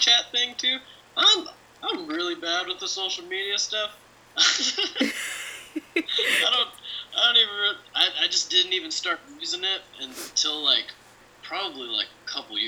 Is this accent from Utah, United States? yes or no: no; California, United States; I grew up on an Indian reservation in Southern California.